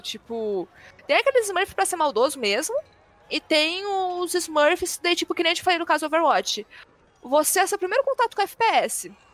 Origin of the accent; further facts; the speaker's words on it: Brasília, Federal District, Brazil; eu sou de Brasília